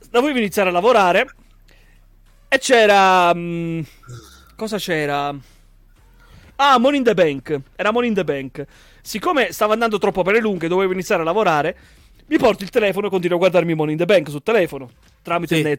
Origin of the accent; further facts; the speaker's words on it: Zermatt, Valais, Switzerland; io sono di Zarmat, Canton Vallese. Se conosci la zona, come fai? Non conosci la zona. Sto buco di paese lo conoscono tutti quanti alla fine.